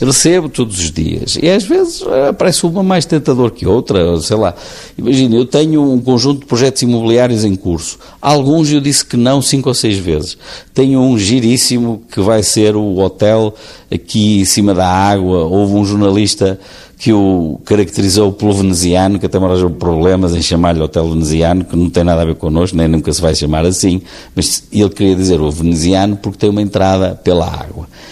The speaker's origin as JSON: {"language": "Portuguese", "country": "Portugal", "said": "como portugueses"}